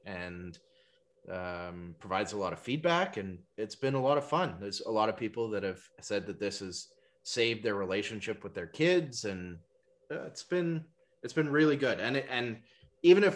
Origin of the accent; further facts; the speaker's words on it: North Shore, British Columbia, Canada; also born or lived in East Vancouver; now in Tsawwassen, Canada; I grew up over on the North Shore